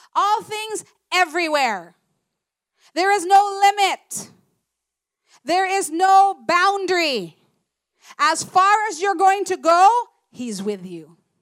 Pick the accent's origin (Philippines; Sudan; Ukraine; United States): Philippines; I'm proud to be Filipino